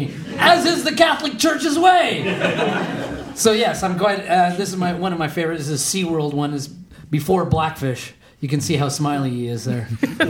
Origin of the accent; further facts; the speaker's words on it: Calgary, Alberta, Canada; born or raised there; moved away